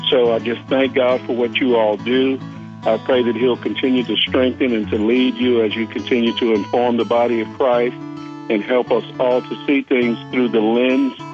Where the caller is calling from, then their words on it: Shreveport, Louisiana, United States; I'm calling from Louisiana, Shreveport, Northwest Louisiana.